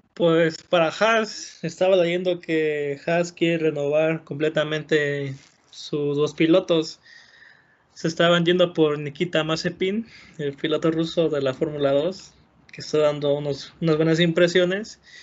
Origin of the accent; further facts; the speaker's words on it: Mexico; como buen mexicano